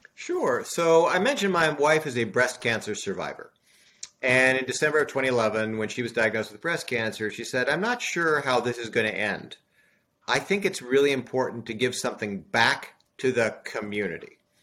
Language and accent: English; Southern California, United States; moved away; also born or lived in Des Moines, Iowa / Sherborn, Massachusetts; I was born in Des Moines, Iowa, but in the 60s moved to Southern California.